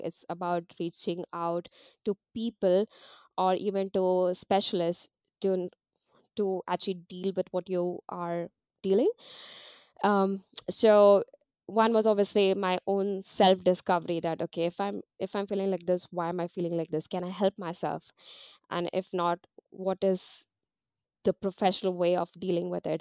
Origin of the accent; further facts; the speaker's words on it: Mumbai, Maharashtra, India; moved away as an adult; now in New Zealand; growing up in India